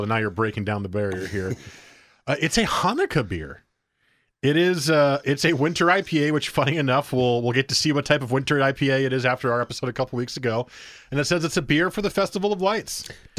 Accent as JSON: {"language": "English", "region": "New Jersey", "country": "United States", "tie": "born or raised there", "moved": "yes", "said": "Especially since I moved out here... I grew up in New Jersey"}